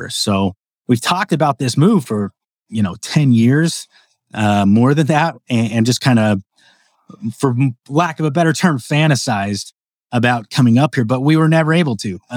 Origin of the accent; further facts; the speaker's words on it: Phoenix, Arizona, United States; also born or lived in southern Utah / Las Vegas; now in Idaho, United States; I was born and raised in the Phoenix area, right, um, where it's hotter than hell, and uh, spent a lot of time in southern Utah, where it's also hotter than than hell.